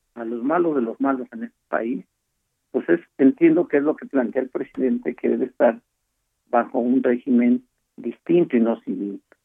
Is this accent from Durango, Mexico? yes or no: no; State of Mexico, Mexico; Yo soy del Estado de México uno de los estados donde hay mayor delincuencia